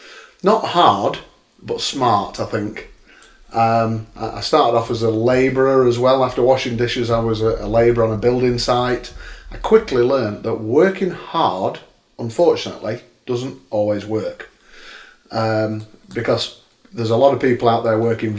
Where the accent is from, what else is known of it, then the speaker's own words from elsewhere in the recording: Sheffield, Yorkshire and the Humber, United Kingdom; I'm a bit of a home bird. I'm from Sheffield, born here. I've never left